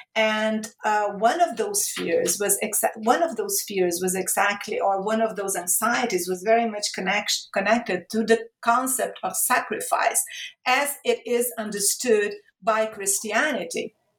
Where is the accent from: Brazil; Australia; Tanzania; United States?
Brazil; Rio de Janeiro; moved away as an adult; also born or lived in Europe / Italy / Portugal; I moved to Brazil. I started working at my hometown state university, Rio de Janeiro State University.